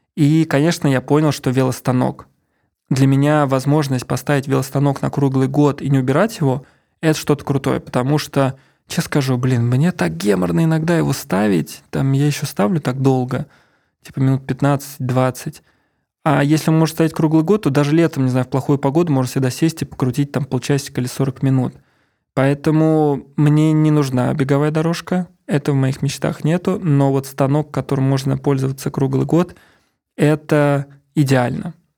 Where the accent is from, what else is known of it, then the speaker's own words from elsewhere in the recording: Ramenskoye, Moscow Oblast, Russia; moved away; also born or lived in Saint Petersburg; я из Раменского, из Мособласти, и я всю жизнь, половина жизни, получается, я прожил в 500 метрах от леса